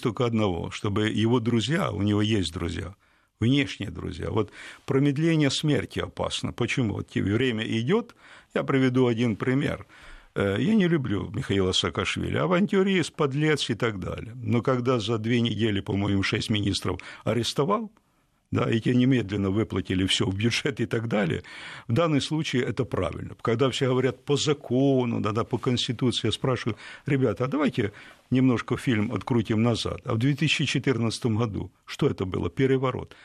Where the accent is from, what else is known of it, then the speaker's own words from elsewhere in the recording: Ukraine; я украинец, знаете, украинец, коренной такой украинец